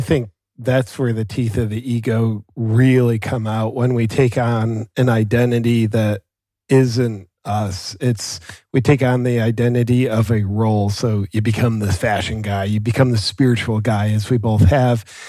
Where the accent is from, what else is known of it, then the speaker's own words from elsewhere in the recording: Ohio, United States; moved away as an adult; also born or lived in Southern California; now in Austin, United States; I grew up in Ohio on acreage kinda out in farm country